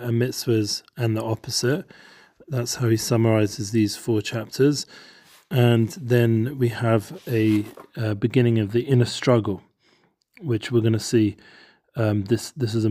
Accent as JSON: {"language": "English", "region": "London", "country": "United Kingdom", "tie": "born or raised there", "said": "We grew up together in London"}